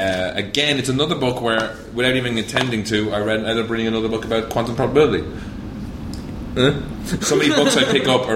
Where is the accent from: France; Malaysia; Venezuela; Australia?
Australia; Adelaide, South Australia; How are you? I'm from Adelaide.